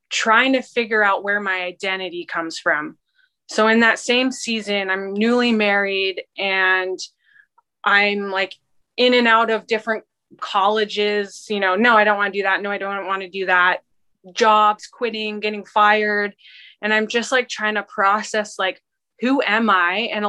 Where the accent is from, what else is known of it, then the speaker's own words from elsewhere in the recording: Canada; born there; also born or lived in Washington State / England; So I was born in Canada, and we lived in um, Washington State for a couple years, and then we moved to England for a couple years